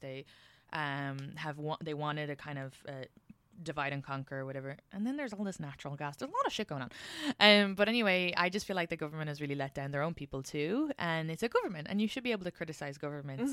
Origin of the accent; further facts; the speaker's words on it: Ireland; being Irish